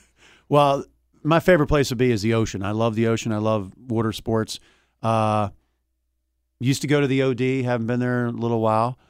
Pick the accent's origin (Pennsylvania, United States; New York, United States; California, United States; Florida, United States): Pennsylvania, United States; Philadelphia; also born or lived in Delaware County, Pennsylvania; I grew up in Philadelphia